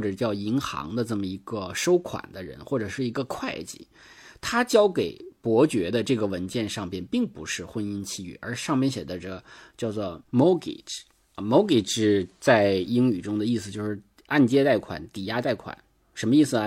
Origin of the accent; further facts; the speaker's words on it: Northeast China, China; accent: Northeastern Mandarin; 我们东北话